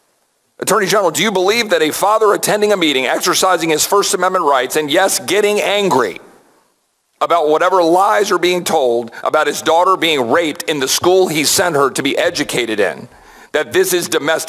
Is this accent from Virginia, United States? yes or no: yes; Loudoun County, Virginia, United States; Because I'm a graduate of Loudoun Valley High School. Despite my family having Texas roots back to the 1850s, I grew up in Loudoun. It was my home.